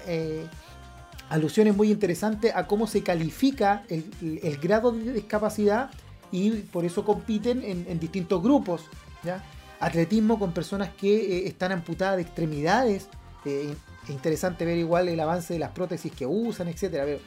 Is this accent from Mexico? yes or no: no; Chile